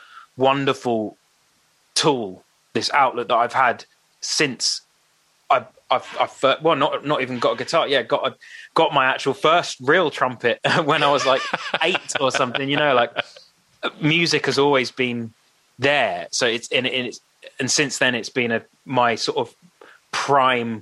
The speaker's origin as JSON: {"language": "English", "town": "St Albans", "region": "East of England", "country": "United Kingdom", "tie": "born or raised there", "said": "we come from St. Albans"}